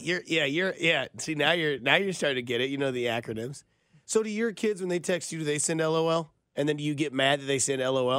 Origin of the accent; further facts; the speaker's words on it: Blue Springs, Missouri, United States; my hometown, Bruce Blue Springs, Missouri.